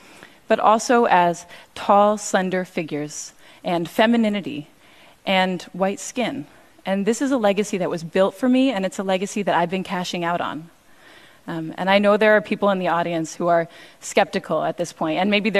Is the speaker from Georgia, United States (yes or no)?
no; Cambridge, Massachusetts, United States; I grew up in Cambridge, and one time I went into a store and I forgot my money and they gave me the dress for free.